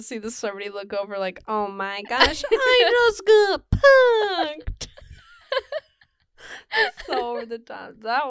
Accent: California, United States; I'm from Orange County.

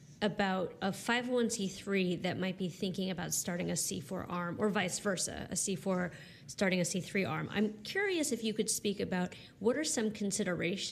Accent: United States; I'm a third generation American

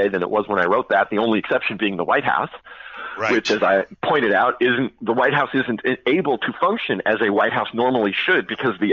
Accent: California, United States; my home state of California

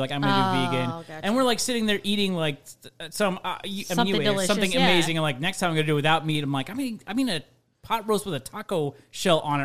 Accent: Chicago, Illinois, United States; I'm from Chicago. Like, I live in Chicago.

